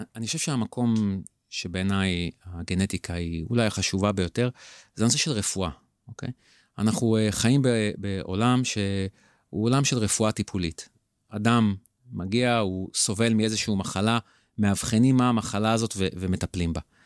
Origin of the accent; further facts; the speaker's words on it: Israel; אותנו ספציפית כישראלים וכיהודים